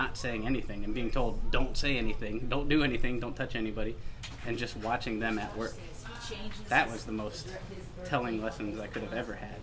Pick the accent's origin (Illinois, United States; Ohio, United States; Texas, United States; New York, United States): Ohio, United States; I grew up in Ohio